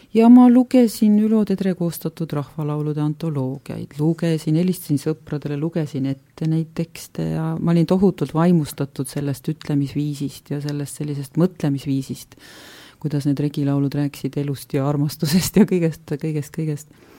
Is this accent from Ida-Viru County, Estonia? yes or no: no; Võru County, Estonia; ma olen ka pärit ju Võrumaalt ja lapsena kõnelenud äh, seda Lõuna-Tartumaa keelt